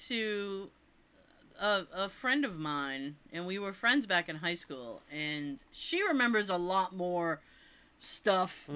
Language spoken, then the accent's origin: English; Massachusetts, United States; if I'm doing something in my home state